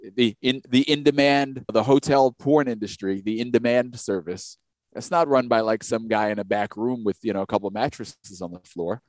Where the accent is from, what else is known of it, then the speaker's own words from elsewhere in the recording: New York, United States; we didn't really get New York State history coming up through school.